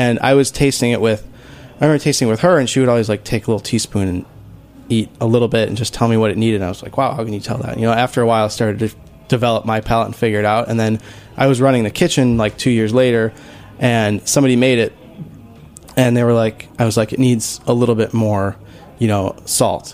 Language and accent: English; Huntington Woods, Michigan, United States; moved away; also born or lived in Ann Arbor, Michigan; we both grew up outside of Detroit